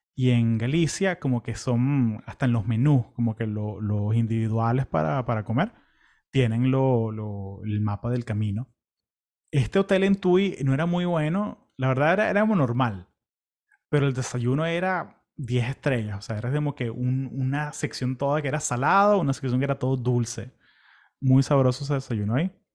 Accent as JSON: {"language": "Spanish", "country": "Venezuela", "also_born_or_lived": "California, United States", "moved": "yes", "lives_now": "Florida, United States"}